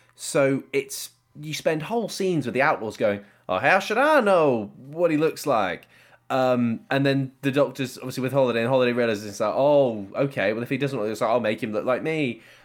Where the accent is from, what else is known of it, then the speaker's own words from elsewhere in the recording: Cyprus; growing up in England or Cyprus where I was